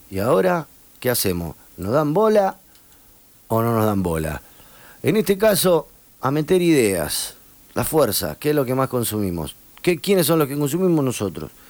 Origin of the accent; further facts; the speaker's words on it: Victoria, Entre Ríos, Argentina; now in Rosario, Argentina; Soy …, soy de Victoria, pero hace 10 años vivo en Rosario